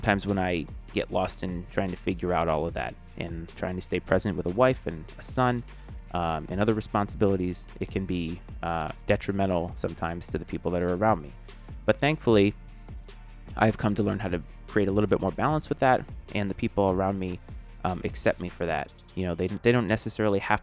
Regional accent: New England, United States; now in Northern Virginia, United States; I grew up in New England, and we had definitive seasons

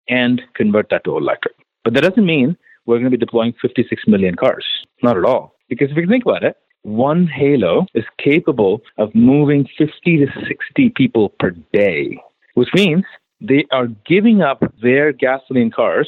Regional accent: Chennai, Tamil Nadu, India; now in United States; born and raised in India.

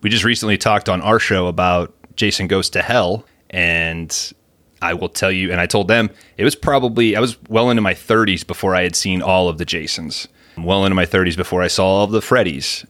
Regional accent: United States; As a lifelong American

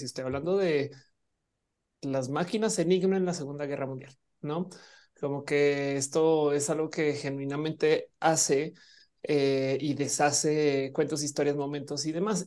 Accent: Mexico; siendo una persona mexicana

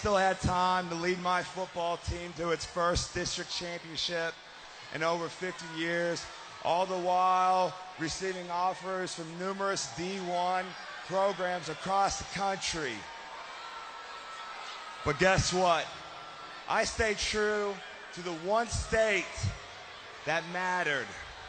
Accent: Perry, Oklahoma, United States; I am from Perry, Oklahoma. My third state wrestling championship. You know, growing up in Perry, Oklahoma, it was almost like greatness was my neighbor and success was my best friend.

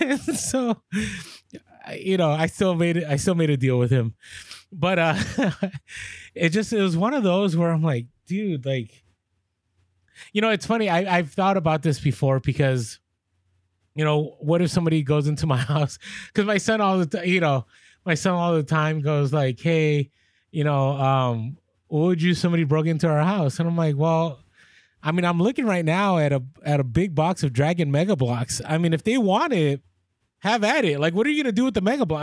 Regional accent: San Francisco, California, United States; moved away; I grew up in San Francisco

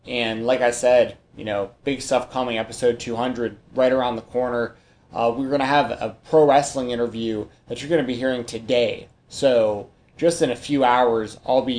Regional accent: Atlanta, Georgia, United States; I grew up in Atlanta, Georgia

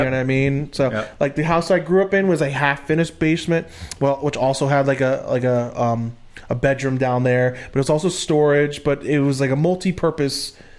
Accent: Northeast, United States; I grew up right on the Delaware River.

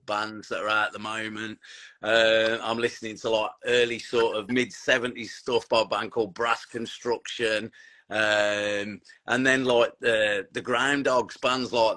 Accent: Tamworth, West Midlands, United Kingdom; I grew up in the Tamworth area

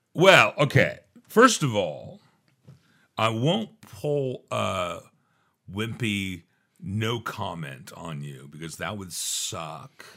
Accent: Santa Barbara, California, United States; also born or lived in Phoenix, Arizona; I was, you know, born in Phoenix, Arizona, and I grew up out here in the Santa Barbara area

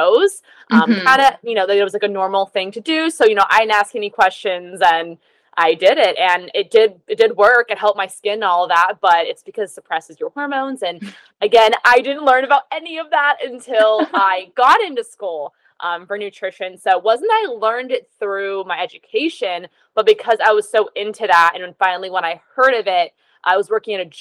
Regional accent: Pennsylvania, United States; now in Southern California, United States; I'm based in Southern California currently, but I'm actually from Pennsylvania.

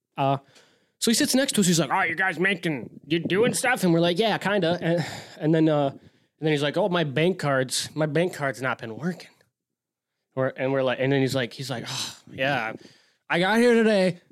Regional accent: Wisconsin, United States; we're from Wisconsin.

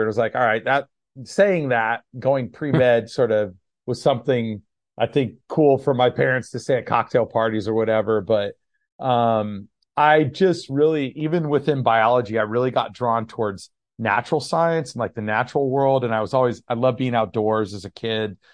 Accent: Monterey Bay area, California, United States; also born or lived in Gilroy, California; Grew up in the Monterey Bay area

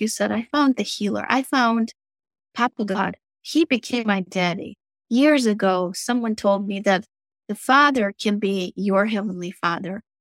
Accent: Moscow, Russia; moved away as an adult; also born or lived in Virginia Beach, Virginia; now in United States; So, I'm Russian. I was born and raised in Russia, Moscow

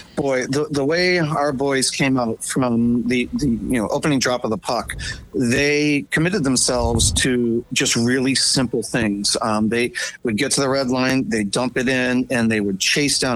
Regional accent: New England, United States; moved away; I'm from New England

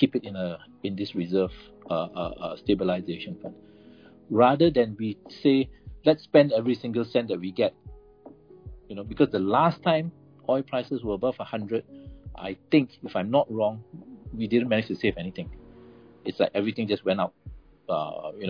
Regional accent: Malaysia; I'm Malaysian

